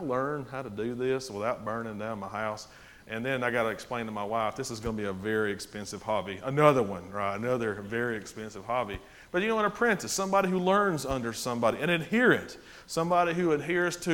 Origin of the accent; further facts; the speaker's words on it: Winfield, Alabama, United States; I grew up in Winfield, Alabama